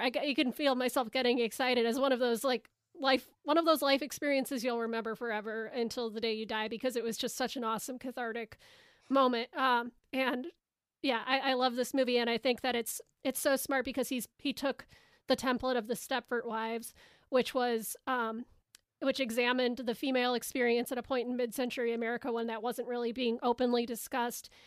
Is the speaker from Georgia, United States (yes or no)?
no; Chicago, Illinois, United States; I'm from Chicago